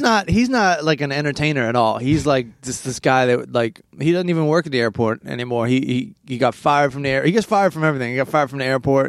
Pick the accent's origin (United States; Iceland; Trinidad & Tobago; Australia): United States; Maryland; now in Los Angeles, United States; I grew up in Maryland